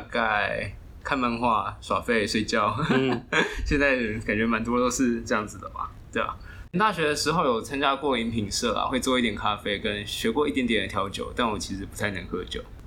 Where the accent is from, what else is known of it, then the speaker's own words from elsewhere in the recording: Hsinchu, Taiwan; moved away as an adult; now in Taichung, Taiwan; 我是新竹人，然后目前来台中上班